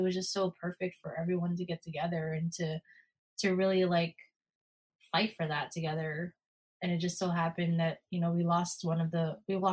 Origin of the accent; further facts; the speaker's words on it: Bay Area, California, United States; I'm from the Bay Area.